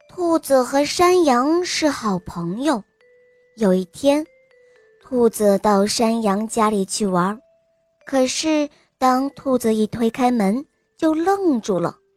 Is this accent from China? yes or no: yes; Beijing, China; 今年我五岁了，我来自北京